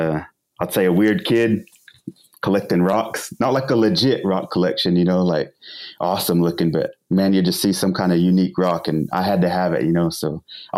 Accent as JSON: {"language": "English", "town": "Pawnee", "region": "Oklahoma", "country": "United States", "tie": "born or raised there", "said": "Born and raised in Pawnee."}